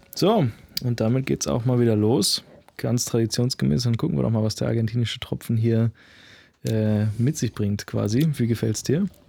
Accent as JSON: {"language": "German", "region": "Berlin", "country": "Germany", "said": "ich bin Berliner, ja, ich bin Deutscher, ich bin Europäer"}